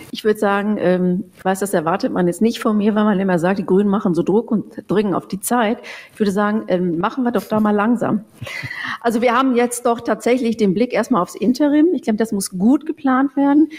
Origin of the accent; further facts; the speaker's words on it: Bochum, North Rhine-Westphalia, Germany; moved away as an adult; now in Nuremberg, Germany; ich komme ja eigentlich aus dem Ruhrgebiet, aus Bochum